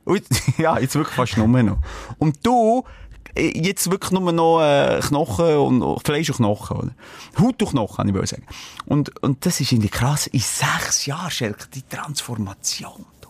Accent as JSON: {"language": "German", "region": "Bern", "country": "Switzerland", "tie": "born or raised there", "said": "also ich bin in der Stadt Bern aufgewachsen. Ja, Aglo."}